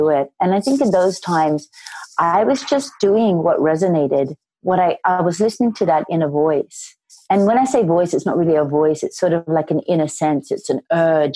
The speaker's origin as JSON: {"language": "English", "town": "Sydney", "region": "New South Wales", "country": "Australia", "tie": "born or raised there", "said": "I grew up in Sydney, Australia"}